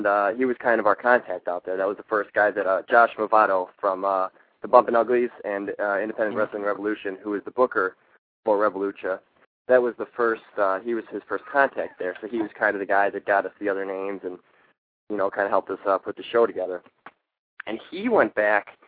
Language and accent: English; suburb outside of Detroit, Michigan, United States; I grew up in Michigan in a suburb outside of Detroit.